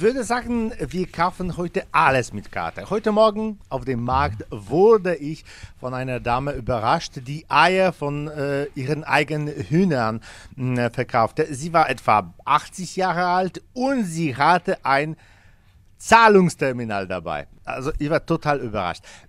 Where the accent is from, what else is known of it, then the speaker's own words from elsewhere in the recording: Poland; In unserem Land